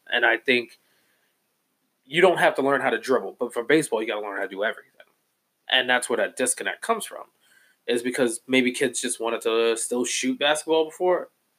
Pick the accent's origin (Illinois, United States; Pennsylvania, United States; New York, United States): Illinois, United States; Chicago; also born or lived in Maywood, Illinois; Well, I grew up in Chicago, went to school in Maywood.